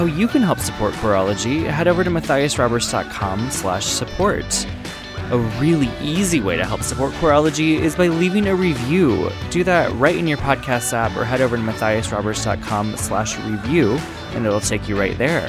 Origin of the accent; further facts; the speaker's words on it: Midwest, United States; where I grew up in the Midwest